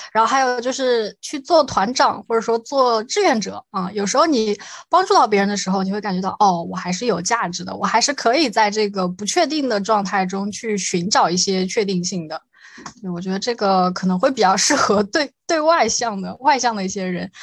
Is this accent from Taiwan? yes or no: no; Shanghai, China; also born or lived in Nanjing; 我小时候就是在这里长大的，对。然后因为一些户籍的限制啊，考试政策的限制等等，我就回去高了，高考了一下，然后又去南京上学